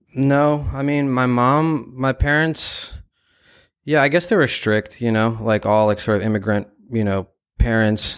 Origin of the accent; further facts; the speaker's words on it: New York, United States; also born or lived in Ukraine; I was born in Ukraine, and I grew up in Bryan Beach, Brooklyn, New York. Uh, I moved to New York when I was two years old